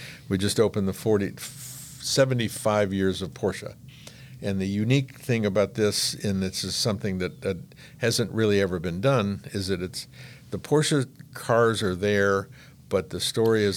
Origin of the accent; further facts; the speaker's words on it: Newport Beach, California, United States; I was a kid from Newport Beach